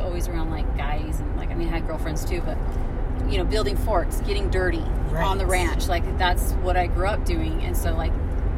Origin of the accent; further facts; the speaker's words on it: Oregon, United States; I'm originally from Oregon, so I was born and raised on a ranch